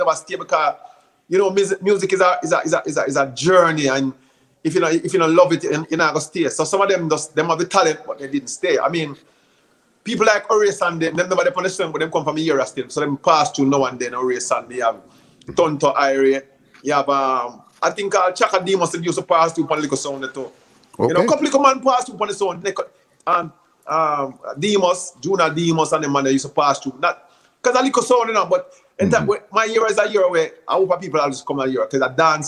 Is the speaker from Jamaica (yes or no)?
yes; Kingston, Jamaica; moved away as an adult; also born or lived in Toronto, Canada; now in United States; grew up in Jamaica is Kingston 6, a place called Kentire